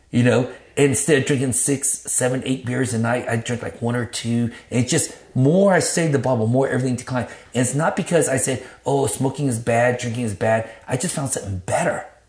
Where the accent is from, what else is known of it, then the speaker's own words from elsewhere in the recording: Texas, United States; also born or lived in Grand Prairie, Texas / Dallas, Texas; I'm from Texas